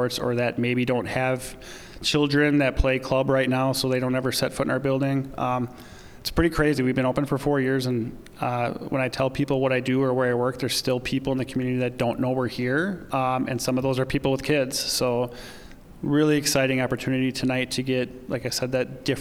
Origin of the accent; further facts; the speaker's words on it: Pulaski, Wisconsin, United States; also born or lived in Waukesha, Wisconsin; now in Appleton, United States; I'm from Pulaski. I'm a 2003 graduate, Pulaski High School